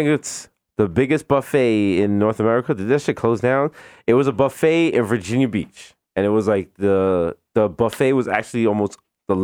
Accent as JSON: {"language": "English", "country": "Jamaica", "said": "we're Jamaican."}